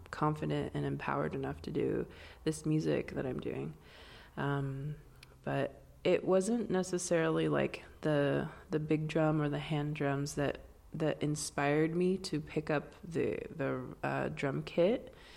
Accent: Swinomish Indian Tribal Community, Northwest Washington, United States; I'm from the Swinomish Indian Tribal Community in Northwest Washington

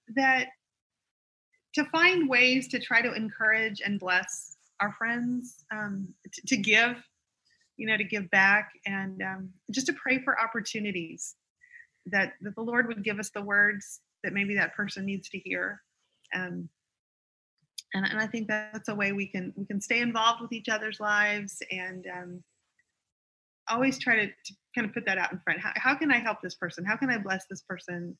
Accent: the South, United States; I'm a Southerner

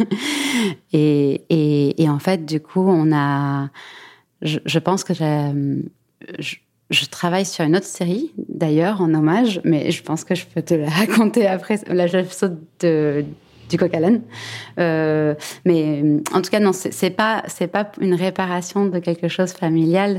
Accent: Buenos Aires, Argentina; moved away as an adult; now in Paris, France; J'ai grandi entre Paris et Buenos Aires. Je suis née à Paris et je suis partie à Buenos Aires quand j'avais 10 ans.

